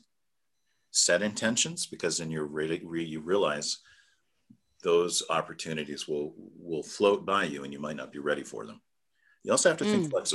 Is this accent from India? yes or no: no; United States; as American citizens